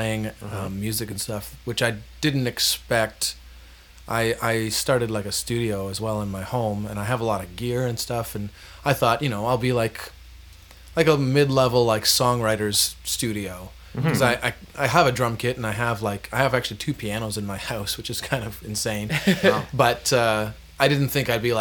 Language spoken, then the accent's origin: English; Verona, Ontario, Canada; also born or lived in Toronto; I'm from Kingston area